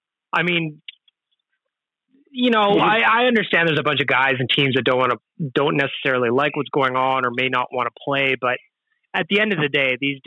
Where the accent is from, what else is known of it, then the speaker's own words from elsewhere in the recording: Edmonton, Alberta, Canada; We're all from Edmonton.